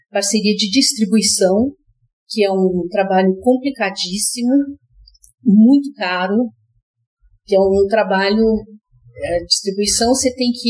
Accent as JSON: {"language": "Portuguese", "town": "Rio Grande", "region": "Rio Grande do Sul", "country": "Brazil", "tie": "born or raised there", "moved": "yes", "said": "Nasci no Rio Grande, no Rio Grande do Sul. Rio Grande é uma cidade bem lá no sul do Rio Grande do Sul. Uhum. E eu morei lá"}